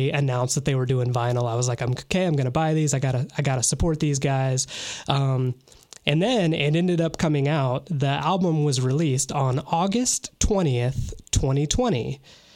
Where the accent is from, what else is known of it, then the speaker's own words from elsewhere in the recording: Wabash, Indiana, United States; Wabash, my hometown